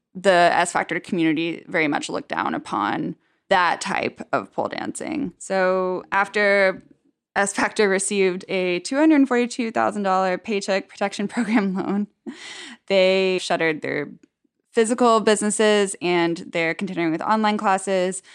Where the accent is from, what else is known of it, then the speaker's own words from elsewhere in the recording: Dallas, Texas, United States; moved away; my neighborhood in Dallas where I grew up